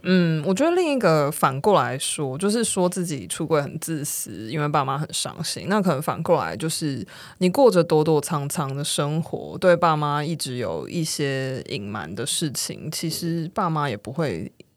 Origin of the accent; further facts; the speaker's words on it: Kaohsiung, Taiwan; moved away as an adult; also born or lived in United Kingdom; 因为我是高雄人